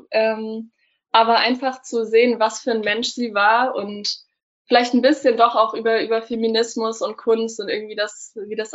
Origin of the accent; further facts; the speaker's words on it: Stuttgart, Baden-Württemberg, Germany; ich komme aus Stuttgart. Also ich bin eigentlich äh, Baden-Württemberg.